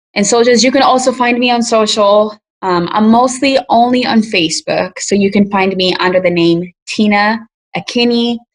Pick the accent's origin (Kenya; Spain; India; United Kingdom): Kenya; now in United States; African immigrants like me, I'm from Kenya